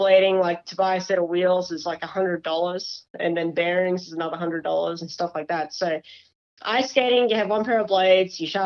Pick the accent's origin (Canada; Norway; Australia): Australia; moved away; I'm actually Australian